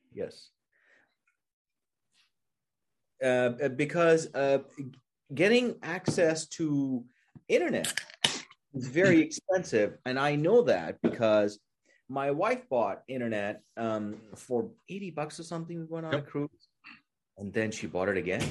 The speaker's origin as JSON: {"language": "English", "town": "New Delhi", "region": "Delhi", "country": "India", "tie": "born or raised there", "also_born_or_lived": "Wisconsin", "moved": "as an adult", "lives_now": "California, United States", "said": "I grew up in New Delhi, India."}